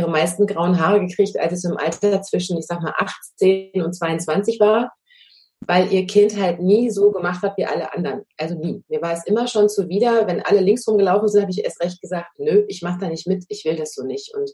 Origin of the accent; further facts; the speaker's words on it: Münster, North Rhine-Westphalia, Germany; born there; now in Bad Dürkheim, Germany; Ich komme eigentlich gebürtig aus Münster in Westfalen, lebe aber jetzt schon seit fünf Jahren an der Weinstraße in Bad Dürkheim